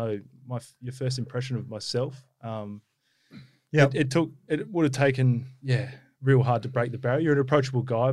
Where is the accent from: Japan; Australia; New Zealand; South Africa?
Australia; Perth, Western Australia; growing up in Perth